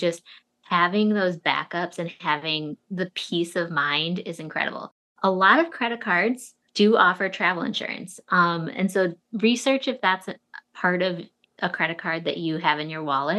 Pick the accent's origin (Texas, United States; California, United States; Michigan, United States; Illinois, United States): Illinois, United States; Chicago; also born or lived in New York; now in Chicago, United States; I was born and raised in Chicago